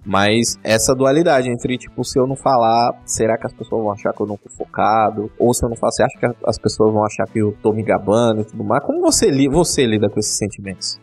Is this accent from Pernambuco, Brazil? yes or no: no; São Paulo, Brazil; Eu sou da Zona Leste de São Paulo